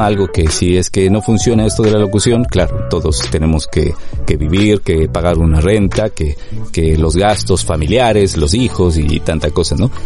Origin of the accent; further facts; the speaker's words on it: Ecuador; moved away as an adult; also born or lived in Madrid, Spain; now in London, United Kingdom; trabajando ya en medios de comunicación en mi país